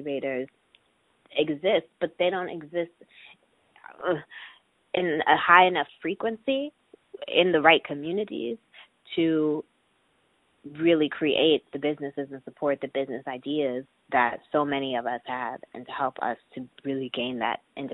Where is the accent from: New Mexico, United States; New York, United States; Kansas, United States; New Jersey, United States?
New York, United States; I'm from New York, so I've had a lot of support in the fact that my parents live here, too